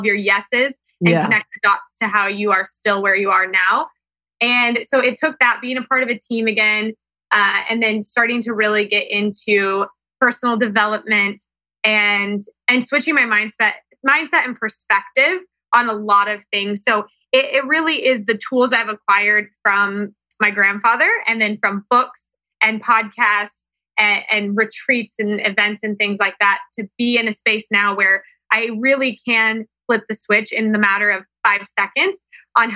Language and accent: English; Kansas, United States; growing up in Kansas was the best thing that could have ever happened to me